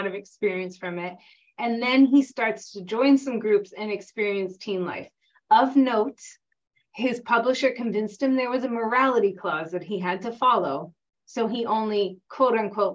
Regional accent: Massachusetts, United States; moved away; I'm from Massachusetts, which is so, we're like quote unquote liberal, but so puritanical in its nature

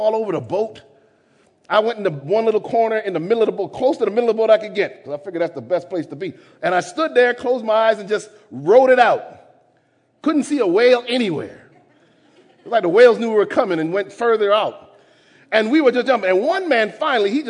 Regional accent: Jamaica; I'm Jamaican

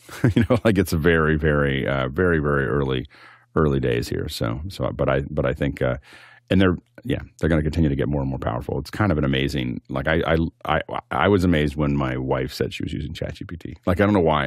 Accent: Appalachia, United States; I come from Appalachia.

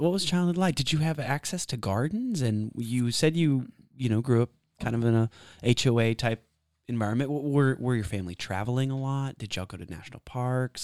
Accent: Texas, United States; also born or lived in Washington State; I was born and raised in Texas

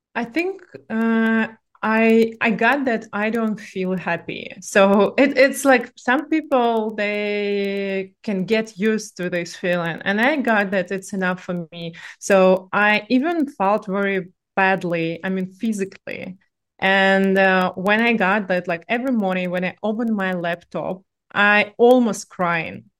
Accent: Russia; accent: Russian; English is a second language; moved away as an adult; originally I'm from Russia, but I'm digital nomad with one year of experience

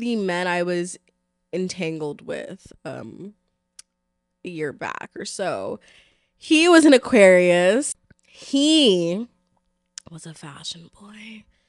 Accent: New York City, New York, United States; I'm from the Bronx

